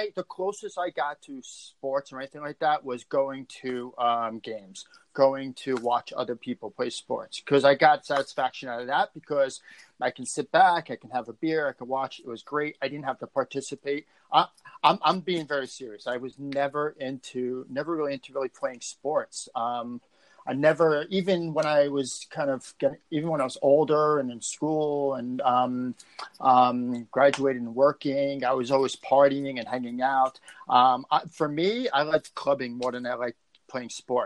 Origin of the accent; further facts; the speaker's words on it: New York City, New York, United States; I grew up in Brooklyn